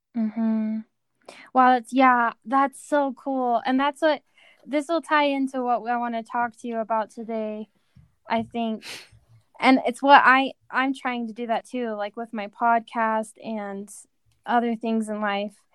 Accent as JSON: {"language": "English", "town": "Rexburg", "region": "Idaho", "country": "United States", "tie": "born or raised there", "moved": "yes", "said": "my hometown in, in just small Rexburg, Idaho."}